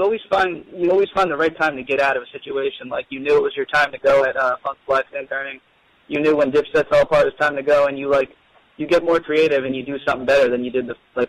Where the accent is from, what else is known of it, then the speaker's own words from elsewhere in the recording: New Jersey, United States; I'm from New Jersey as well.